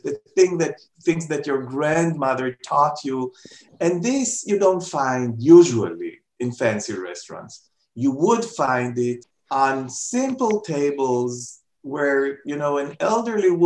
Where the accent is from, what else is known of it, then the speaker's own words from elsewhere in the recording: Jerusalem, Jerusalem District, Israel; now in Tel Aviv, Israel; I come from Jerusalem, although I live in Tel Aviv.